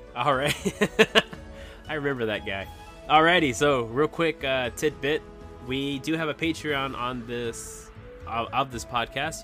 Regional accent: Texas, United States; moved away; my hometown was in Texas, and I'm states away.

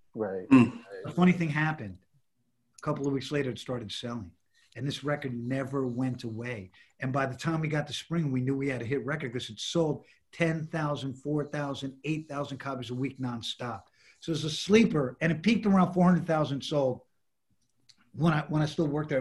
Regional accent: New York City, New York, United States; I grew up in the Lower East Side

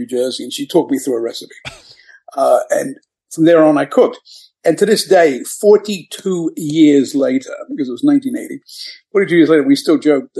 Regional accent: England, United Kingdom; also born or lived in New York City, United States; now in United States; I lived there 38 years. I was born there, grew up in England, but I was born in New York City

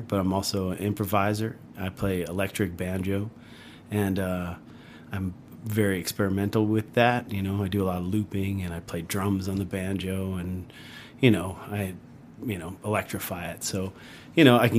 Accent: Long Island, New York, United States; moved away as an adult; now in Asheville, United States; I grew up in Long Island, which is a very unique place.

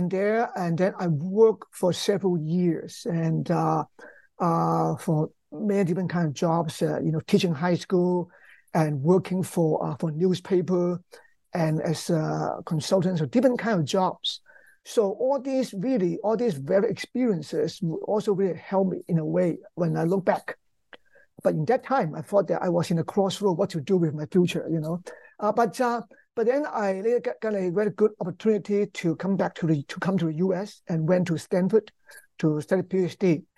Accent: Hong Kong; English is a second language; I grew up in Hong Kong, and actually when I was a kid, I watched lots of movies

